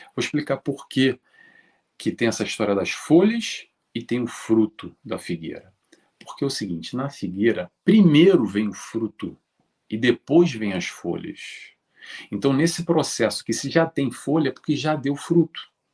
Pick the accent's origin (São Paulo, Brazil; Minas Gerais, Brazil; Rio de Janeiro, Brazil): Rio de Janeiro, Brazil; moved away; Eu sou do Rio de Janeiro, já saí do Brasil há muito tempo